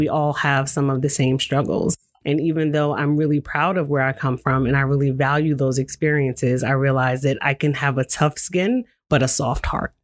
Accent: New York, United States; moved away as an adult; also born or lived in Washington, D.C.; now in Salem, United States; I'm originally from New York.

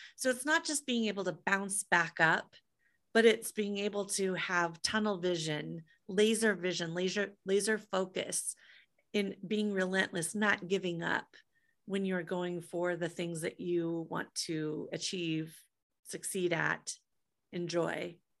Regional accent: Des Moines, Iowa, United States; moved away; I grew up in Des Moines, Iowa.

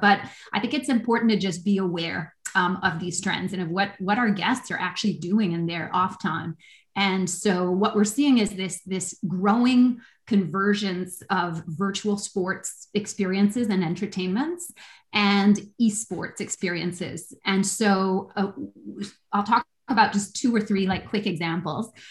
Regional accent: Canada; I'm a Canadian

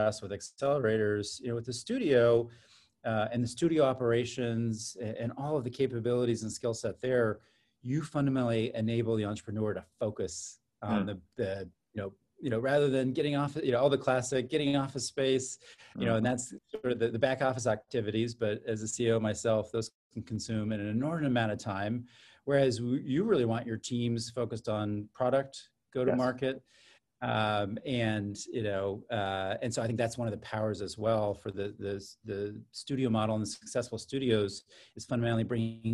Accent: San Diego, California, United States; also born or lived in Orange County / Los Angeles; now in Silicon Valley, United States; I'm from San Diego originally

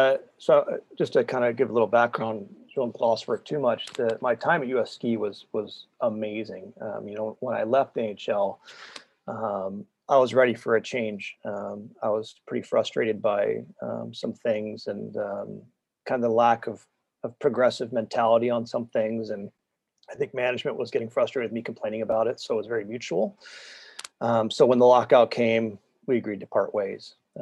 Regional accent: Northwest, United States; You know, I'm from the Northwest. I'm a recreational skier.

